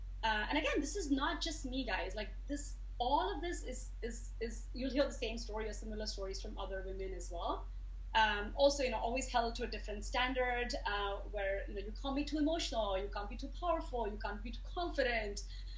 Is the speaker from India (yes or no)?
yes; India; now in United States; But I moved to America 20 years ago, and I came from India, like I said